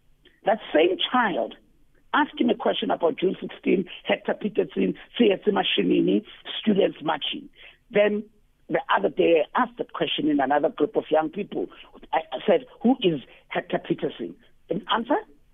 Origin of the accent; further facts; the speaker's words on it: South Africa; how we can come together as South African, is not to bury the past.